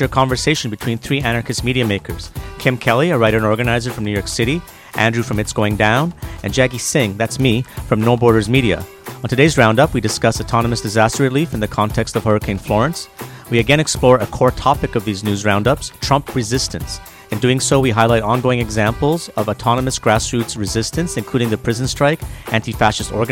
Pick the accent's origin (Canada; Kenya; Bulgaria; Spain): Canada; also born or lived in Montreal / Toronto; I'm one of those Canadians